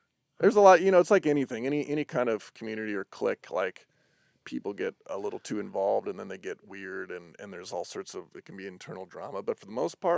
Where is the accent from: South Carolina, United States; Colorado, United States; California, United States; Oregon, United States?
Colorado, United States; Denver; I'm from Denver